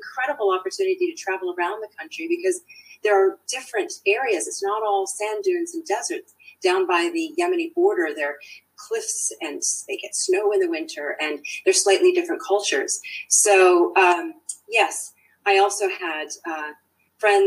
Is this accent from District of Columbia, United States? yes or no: yes; Washington, District of Columbia, United States; also born or lived in Turkey / Saudi Arabia; now in New Zealand; when I was born in Turkey, as it happens, I was too young to understand, obviously, anything. I did my formative growing up years in the DC area.